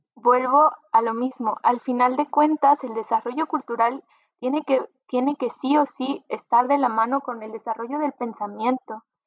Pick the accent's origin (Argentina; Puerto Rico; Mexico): Mexico